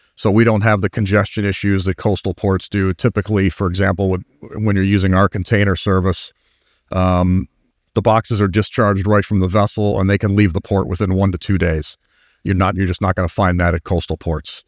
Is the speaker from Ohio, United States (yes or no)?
yes; Cleveland, Ohio, United States; that's a Clevelander talking.